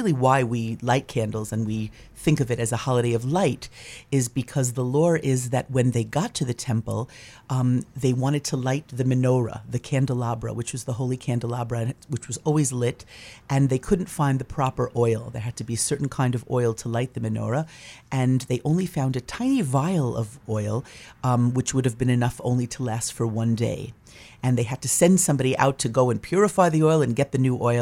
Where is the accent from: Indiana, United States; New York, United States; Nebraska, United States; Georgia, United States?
New York, United States; now in Maine, United States; I'm from New York